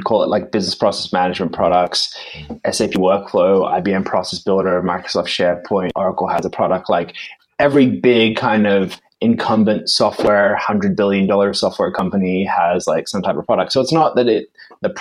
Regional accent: Australia; now in London, United Kingdom; I'm actually originally from Australia.

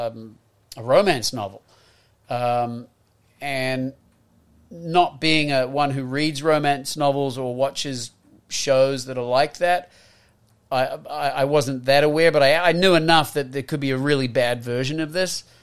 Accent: New Zealand; moved away as an adult; also born or lived in Australia / United States; as a Kiwi. You know, growing up here

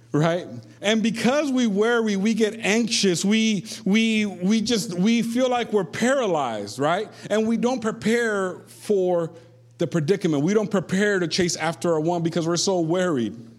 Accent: Puerto Rico; I am from Puerto Rico

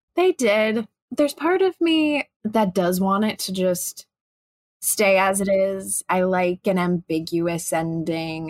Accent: Chicago, Illinois, United States; I'm, I'm from Chicago

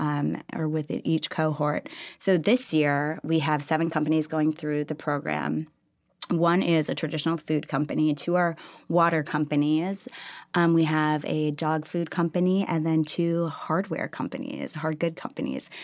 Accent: Minneapolis, Minnesota, United States; moved away as an adult; now in Austin, United States; Originally, I'm from Minneapolis

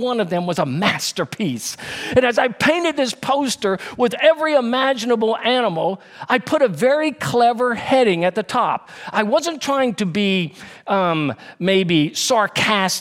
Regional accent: Baton Rouge, Louisiana, United States; also born or lived in Denham Springs, Louisiana; when I was a freshman in high school, we moved from Baton Rouge, Louisiana to Denham Springs, Louisiana

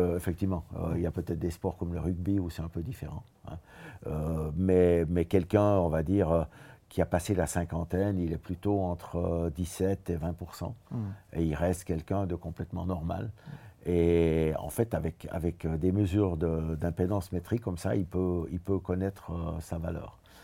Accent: Switzerland; je viens de la Suisse

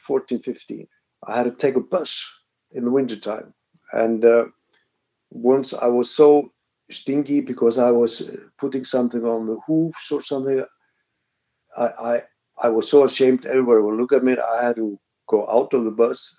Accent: Reykjavik, Capital Region, Iceland; I was growing up in Reykjavik, and the next house beside me where I was growing up

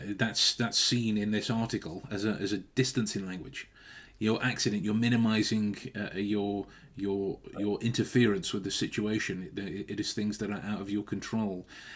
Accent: Stoke-on-Trent, West Midlands, United Kingdom; That's me loathing the fact that I'm from Stoke. And I want to work extra hard to make sure that I don't sound like I'm from there

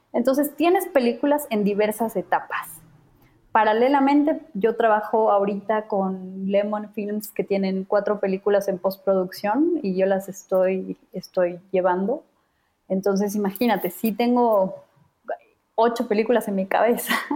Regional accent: Bolivia; now in Mexico; Yo vengo de Bolivia

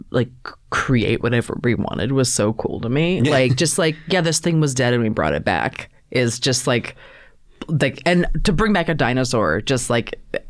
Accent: outside of Baltimore, Maryland, United States; I'm from Maryland

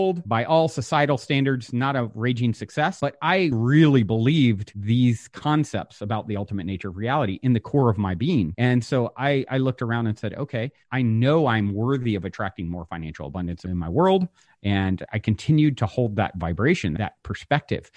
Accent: Virginia, United States; now in California, United States; I grew up on the East Coast in Virginia. I currently live in California.

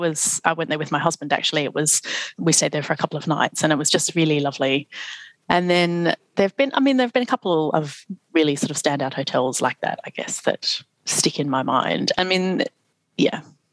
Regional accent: Australia; now in London, United Kingdom; being Australian

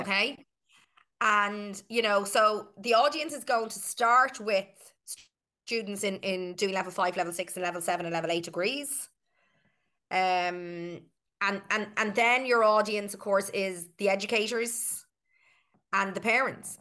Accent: Ireland; we are Irish

